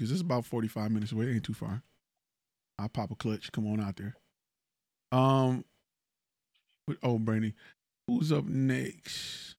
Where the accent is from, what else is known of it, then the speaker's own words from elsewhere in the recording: Northeast, United States; now in Houston, United States; I'm from Northeast, so my idea of certain stuff is a little different, but still good food.